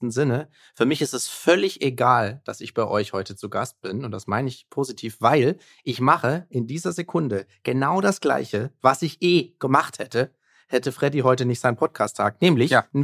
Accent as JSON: {"language": "German", "region": "Baden-Württemberg", "country": "Germany", "said": "ich komme ja auch aus der Nähe von Stuttgart, also Süddeutschland hat für uns auch familiär Sinn gemacht."}